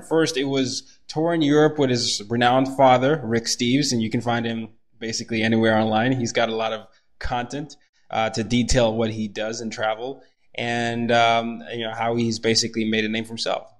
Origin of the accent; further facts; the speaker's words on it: Nigeria; also born or lived in Sweden; now in United States; I'm from Nigeria